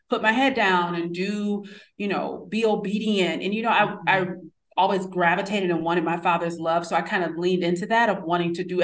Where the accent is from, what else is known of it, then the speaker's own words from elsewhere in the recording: New York City, New York, United States; born there; Even though I was born in New York City, I kind of came back and was just like, I was very reserved.